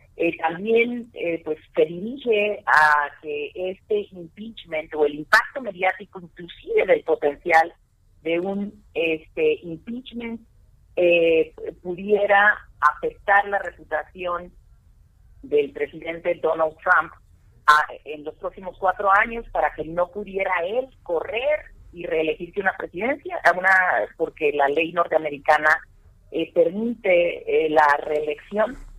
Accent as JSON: {"language": "Spanish", "country": "Mexico", "said": "nosotros, como mexicanos"}